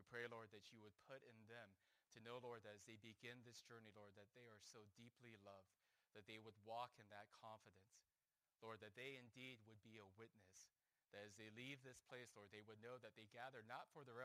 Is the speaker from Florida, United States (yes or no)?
no; Huntington Beach, California, United States; now in Philadelphia, United States; I grew up in Huntington Beach, California